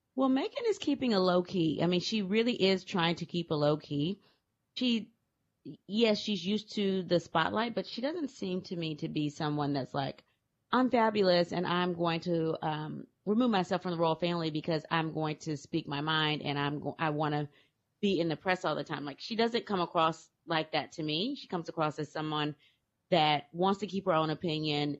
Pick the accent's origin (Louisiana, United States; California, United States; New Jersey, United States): Louisiana, United States; I'm from Louisiana